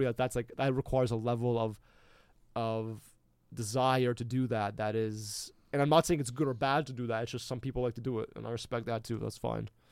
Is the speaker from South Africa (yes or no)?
no; Canada